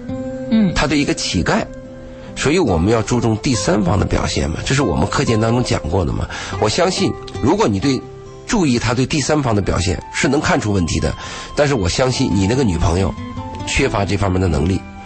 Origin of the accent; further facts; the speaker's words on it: China; 比如说我们中国人呢，你说吃顿饭。酒肉朋友，嗯，花点钱大家都愿意，